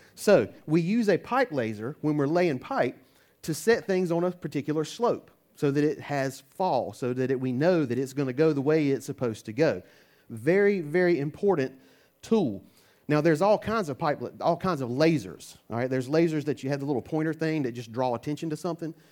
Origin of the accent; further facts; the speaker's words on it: United States; I'm American